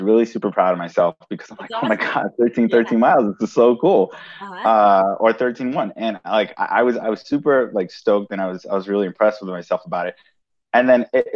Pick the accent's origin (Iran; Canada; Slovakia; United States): United States; New York City, New York; also born or lived in Brooklyn; I was born and raised in Manhattan